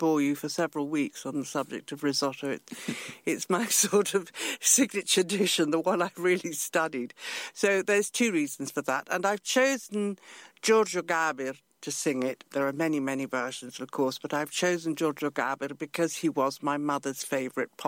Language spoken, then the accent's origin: English; England, United Kingdom; accent: English; also born or lived in Italy; that's where I got my English accent.